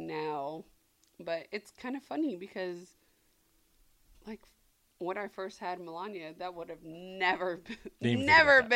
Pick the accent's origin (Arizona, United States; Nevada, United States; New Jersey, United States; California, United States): Arizona, United States; I'm growing up in Arizona, and I'm a not biracial, but I'm a minority kid